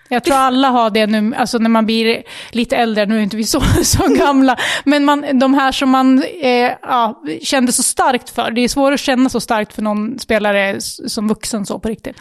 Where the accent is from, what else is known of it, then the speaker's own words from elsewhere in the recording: Västerås, Västmanland, Sweden; vi är ju Västerås-tjejer båda två. Eh, födda och uppvuxna här, bor i Västerås